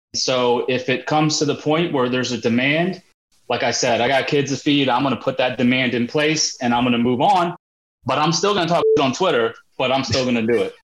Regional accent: India; I'm Indian

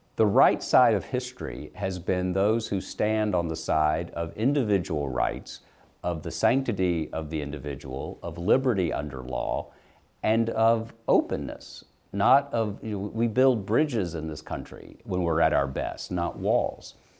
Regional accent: the American South, United States; I'm a white Southern male Episcopalian.

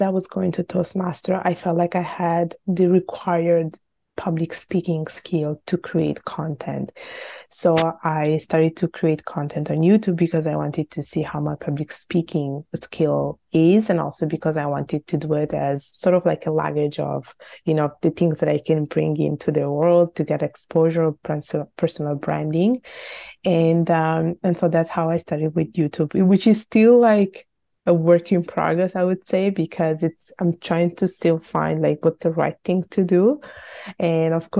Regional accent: Italy; born or raised there

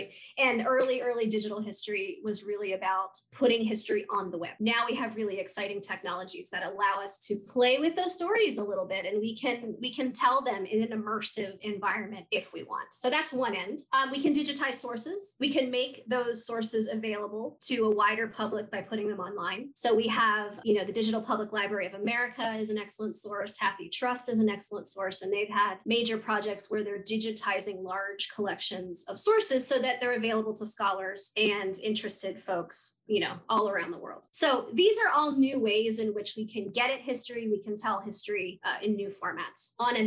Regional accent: West Virginia, United States; moved away as an adult; also born or lived in Madison, Wisconsin / Fairfax, Virginia; now in North Georgia, United States; I'm originally from West Virginia.

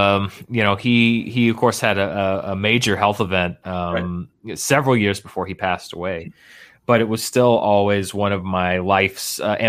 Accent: Little Rock, Arkansas, United States; Now there are two or three theaters where I grew up in Little Rock that have, you know, screens that will run films like that.

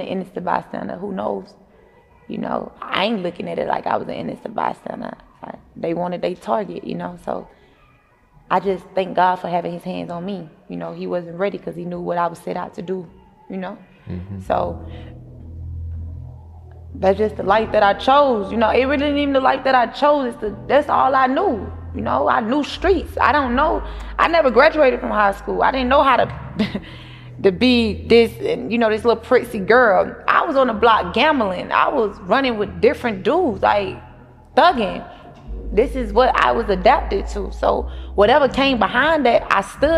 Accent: Atlanta, Georgia, United States; Me growing up on Cleveland

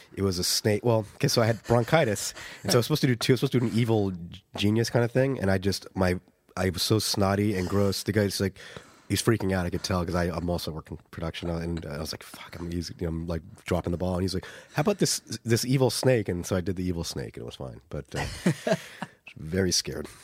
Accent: United States; moved away as an adult; now in Dublin, Ireland; my former country. I'm now an Irish citizen, or so will be soon

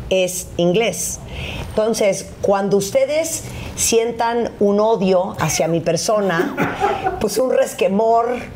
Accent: Mexico; es que sí soy mexicana.

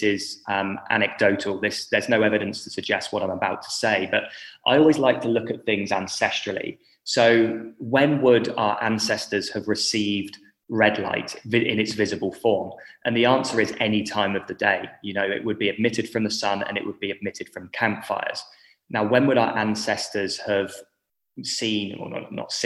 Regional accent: England, United Kingdom; moved away as an adult; now in Western Australia, Australia; I'm obviously from the United Kingdom, from England, but I'm living in Western Australia

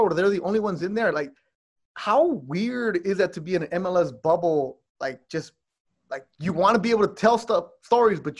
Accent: Los Angeles, California, United States; I'm Mexican-American in L.A.

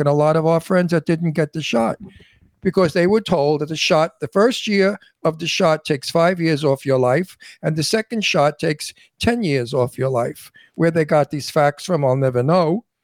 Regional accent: New York City, New York, United States; I'm from Brooklyn, and I tell it like it is

